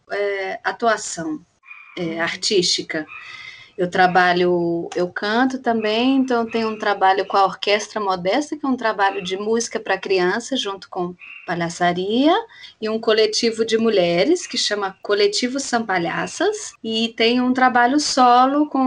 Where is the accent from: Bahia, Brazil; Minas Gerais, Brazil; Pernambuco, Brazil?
Minas Gerais, Brazil; Belo Horizonte; now in São Paulo, Brazil; eu tenho 33 anos, eu sou de Belo Horizonte, mas eu moro em São Paulo desde 2010, então já tem 10 anos.